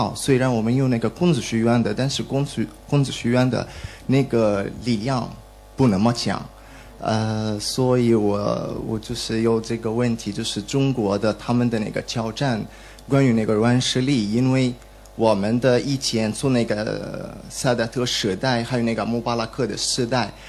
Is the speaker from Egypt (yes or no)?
yes; Egypt; Chinese is a second language; now in China; 我是来自埃及，呃，